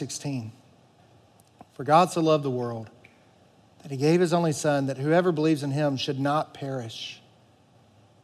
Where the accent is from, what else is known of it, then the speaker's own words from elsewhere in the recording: the Bible Belt, United States; I grew up in the Bible Belt